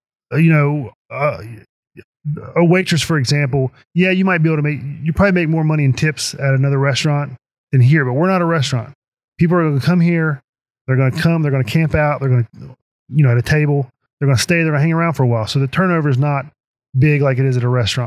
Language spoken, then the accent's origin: English; Princeton, West Virginia, United States; I'm from Princeton. I've lived here all my life. I've been here for 43 years. And I told everybody that if I ever opened a tap room, it would be in my hometown.